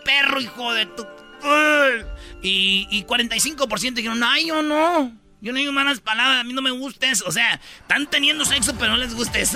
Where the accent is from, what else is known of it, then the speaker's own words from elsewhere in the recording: Jiquilpan, Michoacán, Mexico; mi pueblo, de Jiquilpan